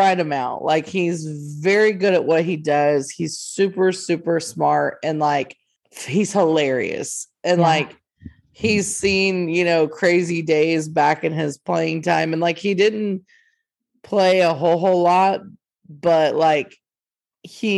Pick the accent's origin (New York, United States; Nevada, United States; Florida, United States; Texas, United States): Texas, United States; North; We're from the North Texas area